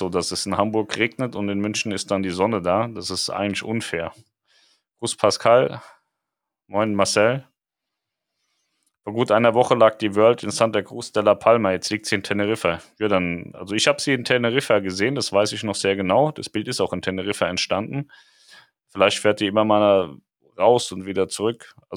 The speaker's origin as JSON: {"language": "German", "country": "Poland", "said": "Ich komme aus Polen, wir wurden alle mit russischen Impfstoffen geimpft und wir leben immer noch, bin 53."}